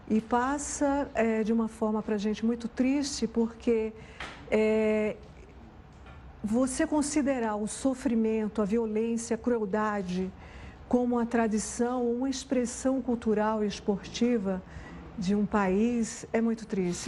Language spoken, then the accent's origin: Portuguese; Pernambuco, Brazil; Eu sou nordestina, nasci em Pernambuco